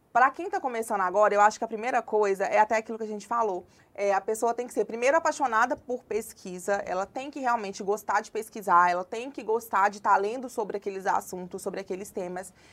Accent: Congonhas, Minas Gerais, Brazil; also born or lived in João Monlevade / Mariana; now in Belo Horizonte, Brazil; Na verdade, eu nasci em João Molevade, mas eu cresci em Congonhas, que é uma cidade também no interior de Minas, uma cidade histórica.

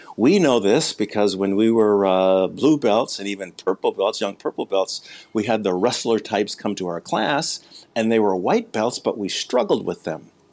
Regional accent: Midwest, United States; born and raised in the Midwest

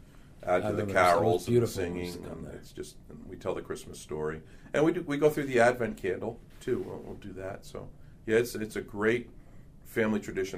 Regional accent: Hawthorne, New Jersey, United States; I grew up in Hawthorne Public Schools, I went to Washington School, went to Roosevelt School, and then proud graduate of Hawthorne High School, best class ever, 1970.

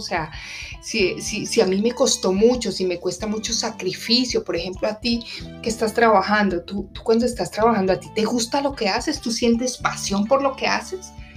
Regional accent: Colombia; now in Washington, United States; En mi país de origen, que es, eh, es, Colombia

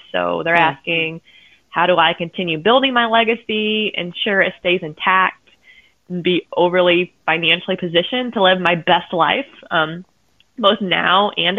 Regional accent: Columbia City, Indiana, United States; moved away as an adult; also born or lived in Dayton, Ohio; now in Findlay, United States; I have always been in the Midwest, so I was born in Columbia City, Indiana, and I went to school in Dayton, Ohio, and I spent 4 years after school there, and now I reside in Findlay, so Indiana and Ohio have always been home.

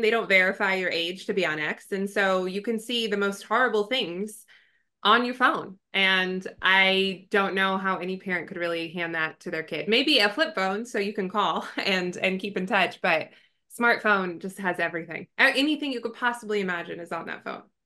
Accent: Southern California, United States; born and raised in Southern California

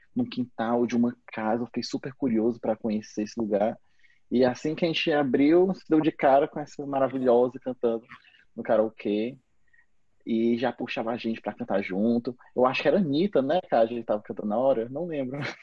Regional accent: Fortaleza, Ceará, Brazil; a gente é de Fortaleza.

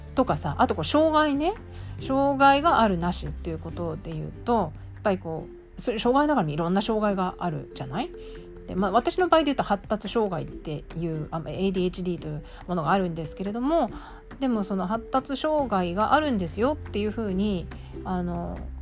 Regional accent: Japan; moved away as an adult; also born or lived in Australia; 日本社会で日本人としてつまりマジョリティとして生活している

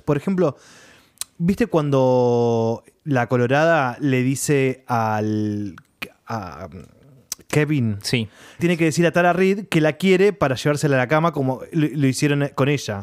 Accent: Junín, Buenos Aires Province, Argentina; yo me acuerdo cuando era chiquito que caminaba por Capital, porque en Junín, en mi ciudad, ah, hubo cine, pero muy intermitente

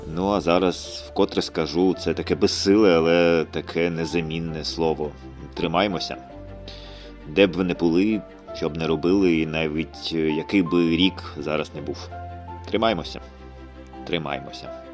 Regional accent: Ukraine; в моїй рідній країні, в моєму рідному місті

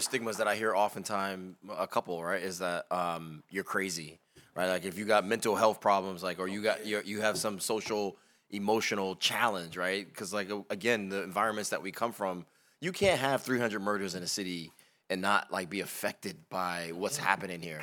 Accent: Bridgeport, Connecticut, United States; moved away as an adult; now in Baltimore, United States; I grew up in Bridgeport, Connecticut. You know, I'm not from Baltimore

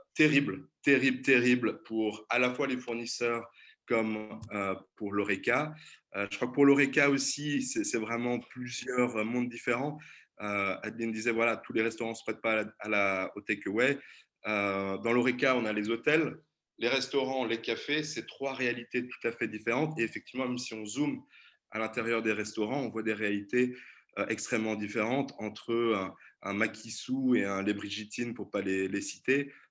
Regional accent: Brittany, France; moved away as an adult; now in Brussels, Belgium; je suis aussi français, j'ai grandi en Bretagne

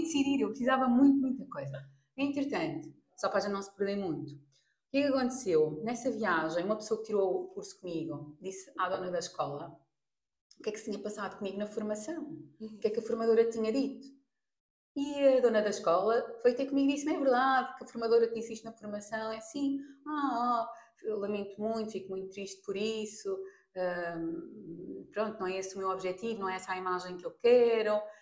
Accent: Portugal; also born or lived in Mozambique; Eu nasci em Moçambique, aos dois meses vim para Portugal

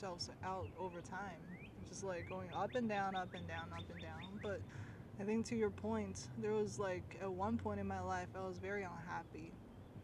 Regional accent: China; me growing up in China

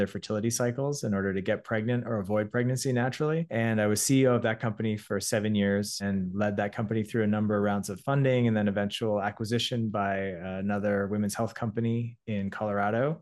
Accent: Toronto, Ontario, Canada; also born or lived in Montreal; I'm a Canadian entrepreneur and creator, uh, born in Toronto, studied engineering at McGill

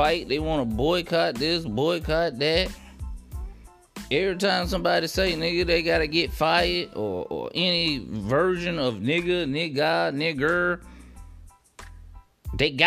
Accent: United States; as an American, as a black male

